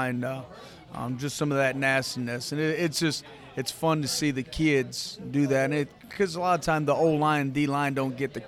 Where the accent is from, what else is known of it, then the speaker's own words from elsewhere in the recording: Hammond, Wisconsin, United States; moved away; I'm originally from Wisconsin, northwest Wisconsin. It's called St. Croix Central High School. Hammond's my hometown.